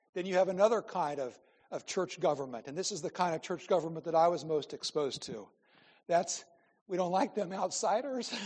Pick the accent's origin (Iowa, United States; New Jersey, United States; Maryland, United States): Iowa, United States; I'm from Iowa